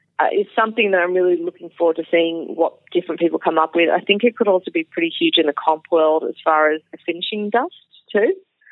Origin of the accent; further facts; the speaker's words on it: Australia; now in Texas, United States; the longer that I'm away from Australia, the more there are people joining the scene that have no idea who I am